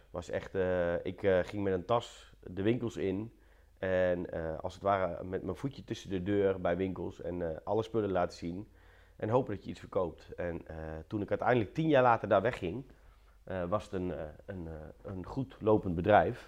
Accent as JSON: {"language": "Dutch", "town": "Apeldoorn", "region": "Gelderland", "country": "Netherlands", "tie": "born or raised there", "said": "In Apeldoorn. Ehm, en daar heb ik eigenlijk al eh, mijn hele leven gewoond."}